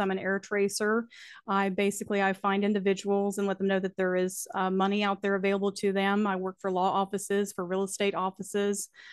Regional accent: Alleghany County, North Carolina, United States; I am from Allegheny County, North Carolina. We're located in the Blue Ridge Mountains, and I've lived here all of my life.

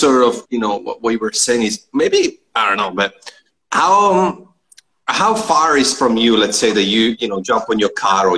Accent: Trento, Trentino-Alto Adige, Italy; moved away; also born or lived in Melbourne, Australia; technically I'm from Trento, which is not far from Trieste

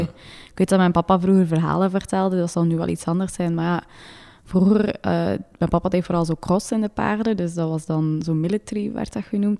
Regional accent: Maldegem, Flanders, Belgium; moved away as an adult; also born or lived in Leuven; now in Monaco; ik ben verhuisd van Maldegem, want ik kom van Maldegem naar Leuven. Dus in, bij mijn papa thuis hadden wij ons eigen stal

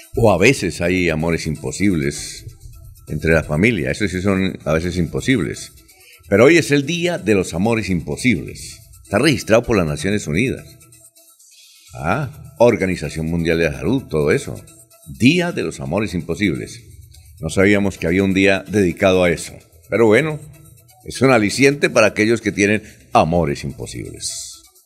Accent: Barichara, Santander, Colombia; yo soy de Barichara

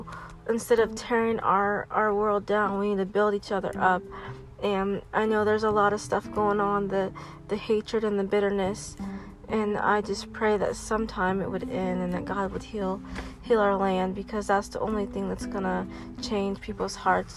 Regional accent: Lawrence, United States; growing up in Lawrence

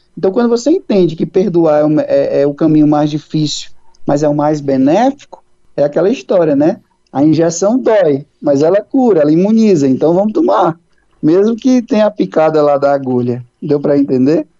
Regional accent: Antônio Diogo, Ceará, Brazil; Eu sou do interior do Ceará, uma cidadezinha chamada Antônio Diogo

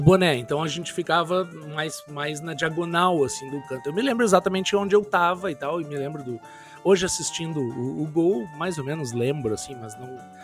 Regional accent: Porto Alegre, Rio Grande do Sul, Brazil; moved away as an adult; now in Carlos Barbosa, Brazil; eu sou nascido eh, em Porto Alegre, né? Nascido e criado

